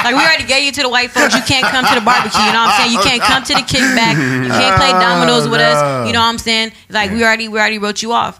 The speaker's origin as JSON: {"language": "English", "town": "Los Angeles", "region": "California", "country": "United States", "lives_now": "Canoga Park, United States", "said": "Los Angeles."}